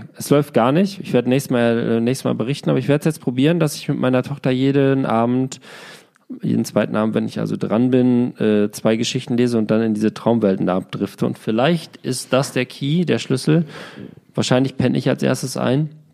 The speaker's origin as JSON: {"language": "German", "town": "Glandorf", "region": "Lower Saxony", "country": "Germany", "tie": "born or raised there", "said": "Grüße aus meinem Heimatdorf Glandorf"}